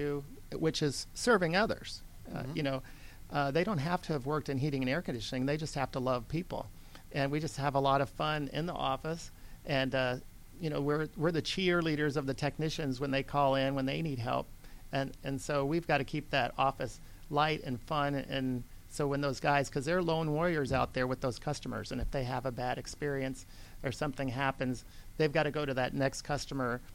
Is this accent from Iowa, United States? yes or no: yes; Iowa, United States; moved away as an adult; now in Georgia, United States; I came from Iowa originally in 1985. I grew up on a hog farm.